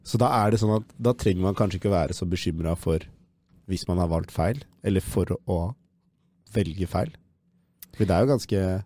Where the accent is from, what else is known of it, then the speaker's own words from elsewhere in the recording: Oslo, Norway; moved away as an adult; now in Trondheim, Norway; fra Oslo